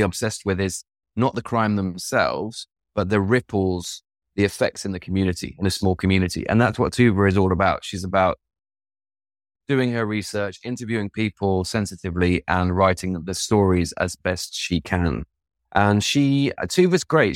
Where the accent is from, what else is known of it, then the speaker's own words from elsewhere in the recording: East Midlands, United Kingdom; now in Sweden; I'm from the Midlands, from the East Midlands. grew up in a house with no books